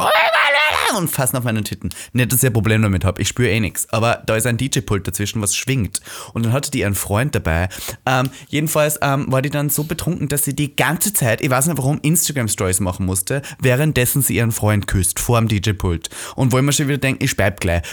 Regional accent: Austria; now in Berlin, Germany; ich bin zu Hause. Mhm. So Österreich zu Hause

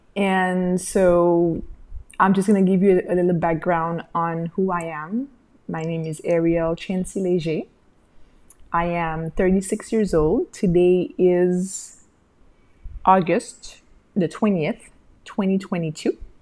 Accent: Haiti; also born or lived in Montreal, Canada; I came back to my home country and I opened a small maternity boutique with my sister

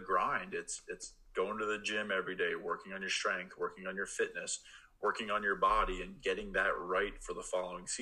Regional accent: Pennsylvania, United States; now in Oregon, United States; I grew up in Pennsylvania

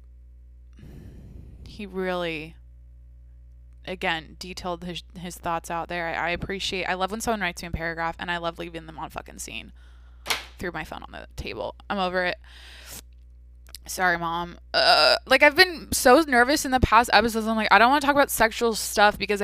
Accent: Washington, United States; where I grew up in Washington

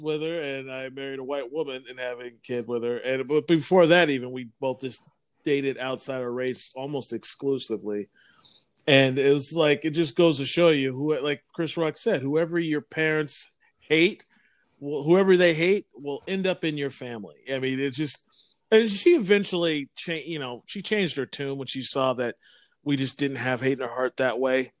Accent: Vancouver, British Columbia, Canada; growing up in Vancouver in the eighties

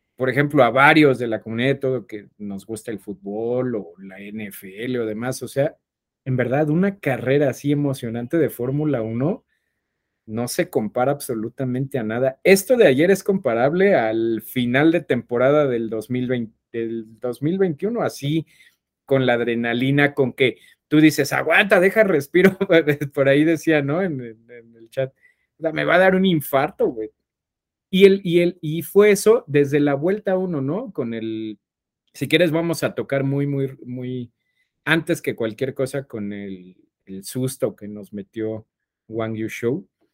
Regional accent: Mexico; somos mexicanos

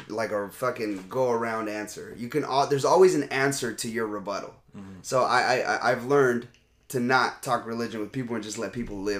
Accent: Los Angeles, California, United States; I grew up in East Los Angeles, chef. Boyle Heights.

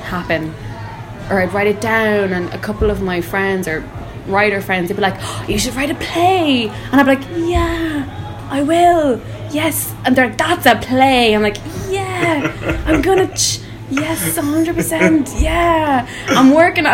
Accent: Kildare, Leinster, Ireland; moved away as an adult; also born or lived in Dublin; now in London, United Kingdom; I'm from Kildare, and then before I moved here, I was living in Dublin for a couple of years, but now London is my home.

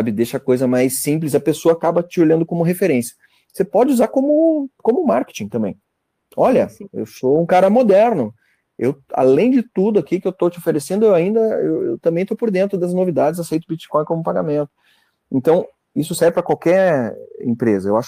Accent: Santa Catarina, Brazil; Eu sou do, eu sou do norte de Santa Catarina, então é uma região, uma cidade pequena aqui.

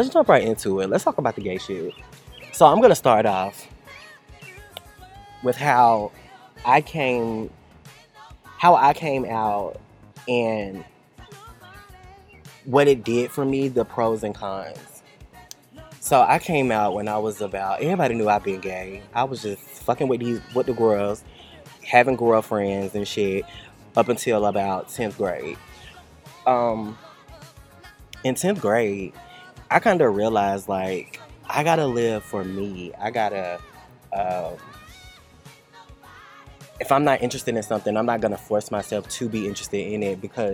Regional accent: Cartersville, Georgia, United States; my hometown, Cartersville

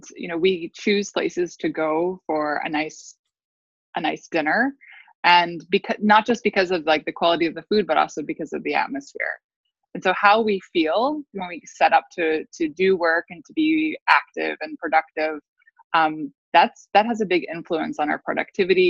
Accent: United States; also born or lived in Italy; growing up in the States

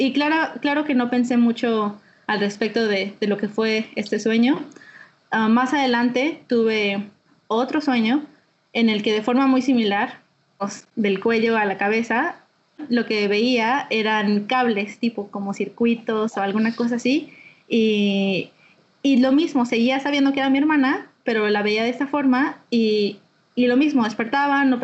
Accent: Mexico City, Mexico; also born or lived in Guadalajara; now in Hawaii, United States; Nací en Guadalajara y, viví en, en varios lugares de la República. Donde más pasé tiempo fue en la Ciudad de México. Entonces, soy de la Ciudad de México.

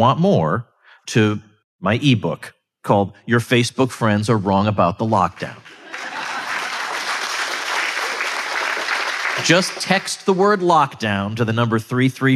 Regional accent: Massachusetts, United States; moved away; Massachusetts, my home state, recently, I don't live there anymore

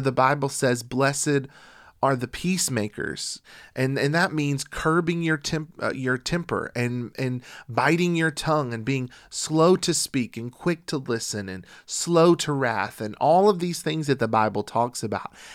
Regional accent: United States; we're from the United States of America

